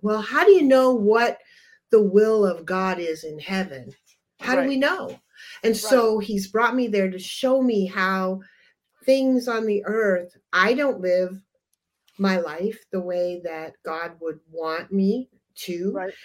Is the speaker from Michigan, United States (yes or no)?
yes; Upper Michigan, United States; moved away; we're from Upper Michigan originally